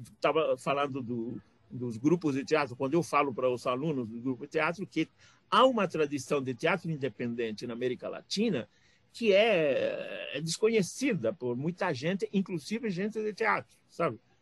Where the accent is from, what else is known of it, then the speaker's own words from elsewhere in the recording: Peru; Portuguese is a second language; now in São Paulo, Brazil; assim como eu saí do Peru e vim para cá